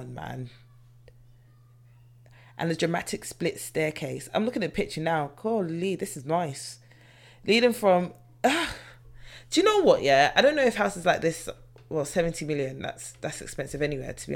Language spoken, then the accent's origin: English; London, United Kingdom; me being a British native of London, British national